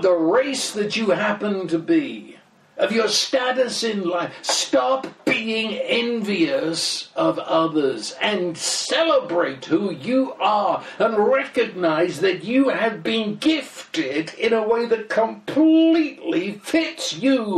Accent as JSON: {"language": "English", "region": "England", "country": "United Kingdom", "said": "the fact I'm British and my wife comes from Cuba"}